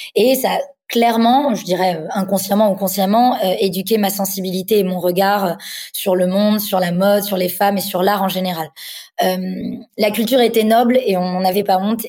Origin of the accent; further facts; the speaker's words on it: Paris, Île-de-France, France; j'ai grandi donc à Paris. Je suis née à Paris